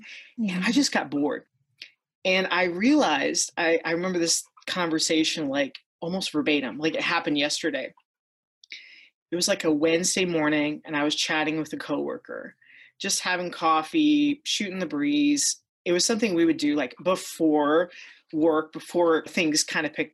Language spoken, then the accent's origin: English; Ohio, United States; I grew up in Ohio, and I currently live in Ohio, near Akron, Ohio